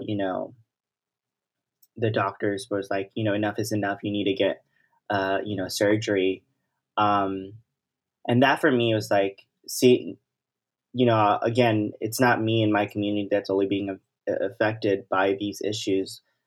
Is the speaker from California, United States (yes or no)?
yes; Los Angeles, California, United States; I grew up in South Central Los Angeles, and I've been, you know, a South L A resident, um, my whole life.